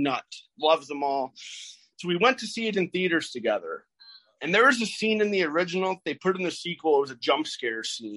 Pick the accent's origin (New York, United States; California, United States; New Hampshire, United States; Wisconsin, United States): Wisconsin, United States; Paddock Lake; I grew up in Paddock Lake.